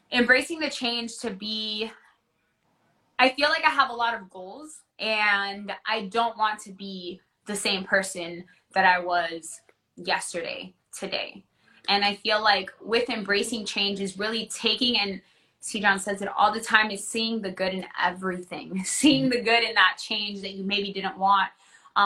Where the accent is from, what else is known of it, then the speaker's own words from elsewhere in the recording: Orlando, Florida, United States; I grew up in Orlando. I went to elementary, middle, high school in Orlando